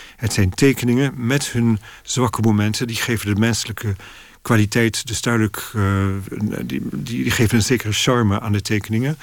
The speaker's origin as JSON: {"language": "Dutch", "country": "Netherlands", "tie": "born or raised there", "moved": "as an adult", "lives_now": "London, United Kingdom", "said": "Dus ik groeide in een heel Nederlandse sfeer. We spraken Frans en Nederlands thuis"}